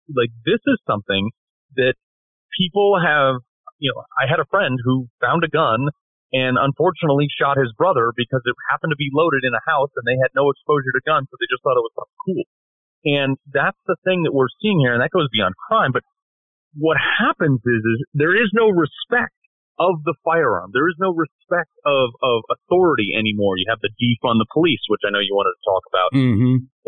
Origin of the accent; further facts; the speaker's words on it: Greenwich, Connecticut, United States; my hometown of Greenwich.